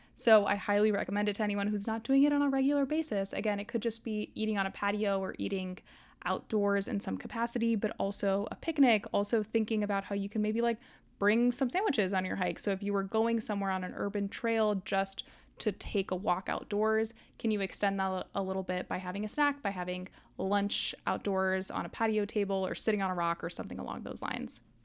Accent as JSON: {"language": "English", "region": "Florida", "country": "United States", "tie": "born or raised there", "moved": "yes", "said": "I grew up in Florida"}